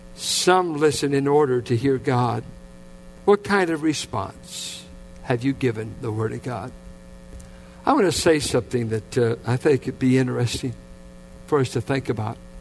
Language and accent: English; Richmond, United States; I grew up in the Richmond Triangle